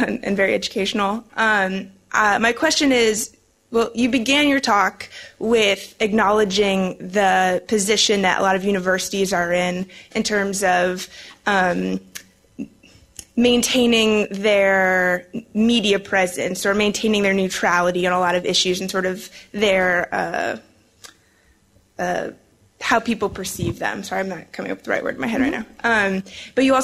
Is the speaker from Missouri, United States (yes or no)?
yes; St. Louis, Missouri, United States; moved away as an adult; also born or lived in New Orleans, Louisiana; now in London, United Kingdom; I'm actually from St. Louis, Missouri